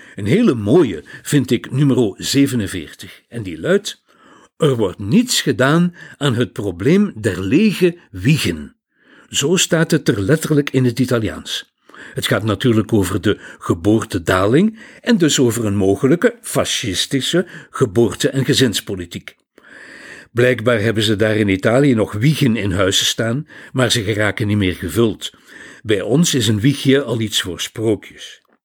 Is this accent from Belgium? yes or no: yes; Flanders, Belgium; Bij ons in Vlaanderen